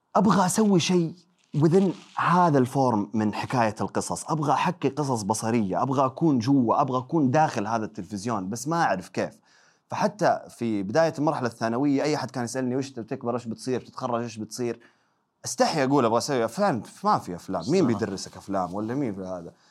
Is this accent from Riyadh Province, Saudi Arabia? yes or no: no; Mecca, Makkah Province, Saudi Arabia; moved away as an adult; ولدت وتربيت في مكه 18 سنه